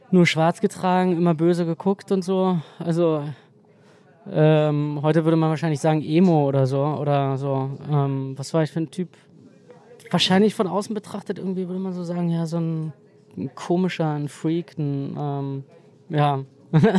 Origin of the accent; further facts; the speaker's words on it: East Germany, Germany; Ja, also ich, äh, ja, ich bin Ossi, glaube ich, und ähm, reflektiere eigentlich auch immer mehr darüber, wie sehr mich das geprägt hat